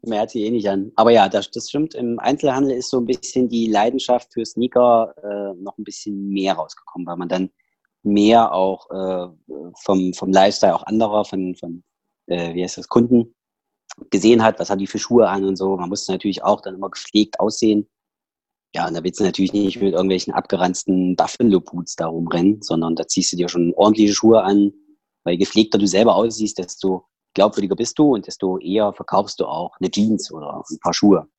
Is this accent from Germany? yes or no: yes; Saxony, Germany; accent: Saxon; also born or lived in Schneeberg / Bad Frankenhausen; now in Berlin, Germany; in diesen zweieinhalb Jahren ich meinen kompletten Dialekt, also dass ich dort meinen sächsischen Dialekt her habe und dass der nie wieder geht